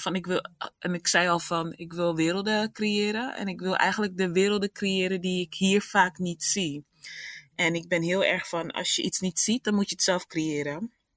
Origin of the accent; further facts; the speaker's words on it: Rotterdam, South Holland, Netherlands; ik ben afkomstig uit Rotterdam.